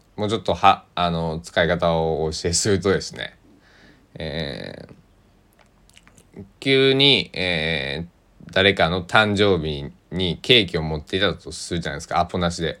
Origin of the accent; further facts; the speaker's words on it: Tosa, Kochi, Japan; accent: Tosa dialect; also born or lived in Kagawa; 僕は土佐の高知の男